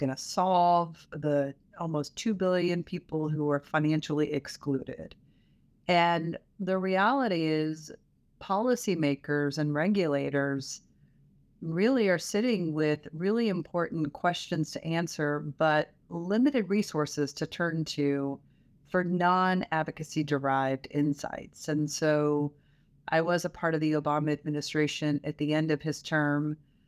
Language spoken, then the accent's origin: English; Louisville, Kentucky, United States; also born or lived in southeastern United States; But I hail from Louisville, Kentucky, and lived all over the southeastern United States growing up.